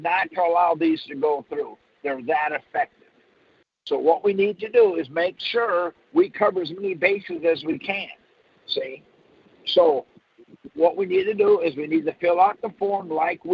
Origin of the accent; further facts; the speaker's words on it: Michigan, United States; now in Texas, United States; I was born in Michigan, and I now live in Texas